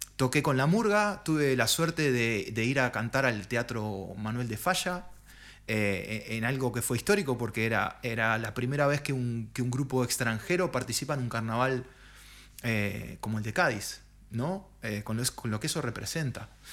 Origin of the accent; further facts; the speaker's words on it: Montevideo, Uruguay; moved away as an adult; now in Spain; yo soy montevideano